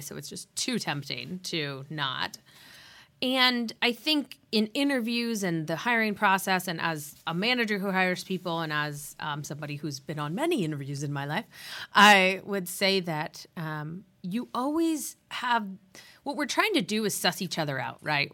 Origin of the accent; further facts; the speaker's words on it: San Diego, California, United States; also born or lived in Santa Barbara, California; growing up in San Diego